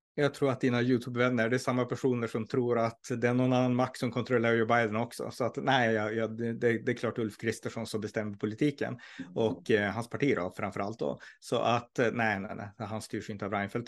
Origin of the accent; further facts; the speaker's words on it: Norrland, Sweden; jag är ju från Norrland